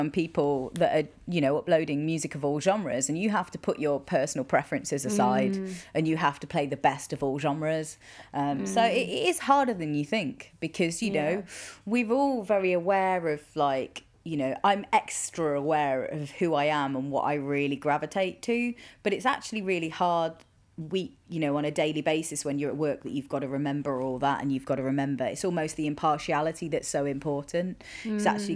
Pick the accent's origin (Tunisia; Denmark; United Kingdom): United Kingdom; Midlands; I grew up in the Midlands